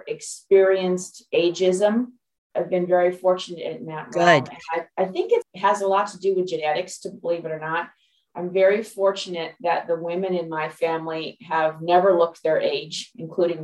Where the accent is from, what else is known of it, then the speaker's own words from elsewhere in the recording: Los Angeles, California, United States; moved away as an adult; also born or lived in Dallas, Texas; now in Pacific Northwest, United States; I'm originally from Los Angeles, California, born and raised Los Angelino